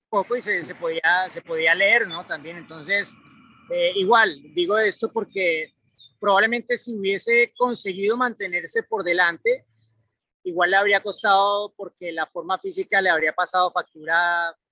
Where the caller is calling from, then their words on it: Mexico City, Mexico; Saludos amigos de Fórmula Latina … de Ciudad de México y me gustaría preguntarles